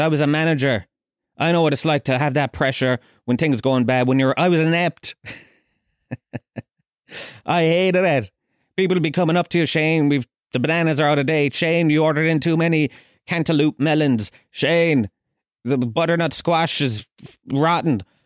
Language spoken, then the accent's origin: English; Kerry, Munster, Ireland; I grew up down in Kerry